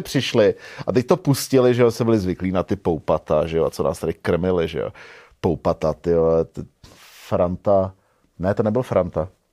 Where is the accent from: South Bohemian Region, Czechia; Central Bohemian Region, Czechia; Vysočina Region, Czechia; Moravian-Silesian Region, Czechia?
Central Bohemian Region, Czechia; Hořovice; moved away as an adult; also born or lived in Prague; já jsem odcházel z Gimplu pryč z Hořovic prostě úplně do, do Velké Prahy